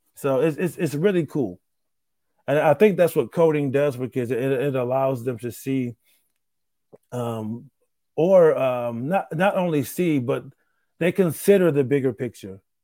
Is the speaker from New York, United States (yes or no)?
yes; Rochester, New York, United States; moved away; my hometown of Rochester, New York